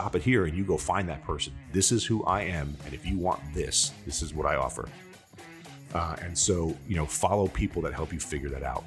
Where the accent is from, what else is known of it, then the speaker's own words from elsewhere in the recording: New York, United States; I'm an Italian from New York